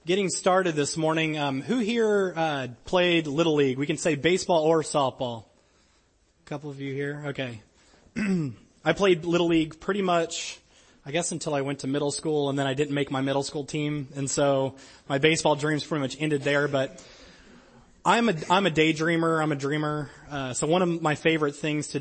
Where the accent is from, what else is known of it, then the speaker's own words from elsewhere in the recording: Louisiana, United States; I was pretty much Braves fan growing up in Louisiana because we didn't have a team